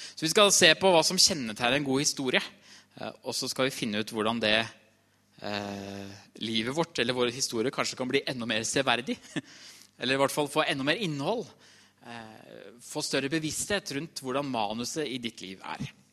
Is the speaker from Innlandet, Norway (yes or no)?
yes; Trysil, Innlandet, Norway; jeg kommer fra Trysil